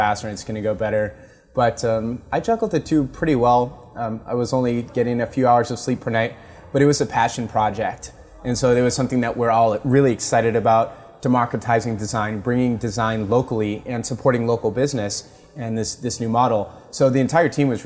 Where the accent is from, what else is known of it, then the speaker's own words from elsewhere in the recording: Los Gatos, California, United States; I grew up in Los Gatos, went to San Jose State University